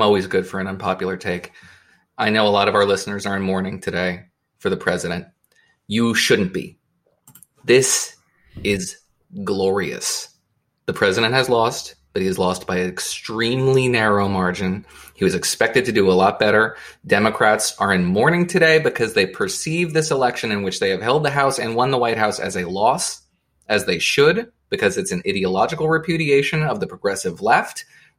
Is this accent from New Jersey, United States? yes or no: yes; New Jersey, United States; I'm from New Jersey.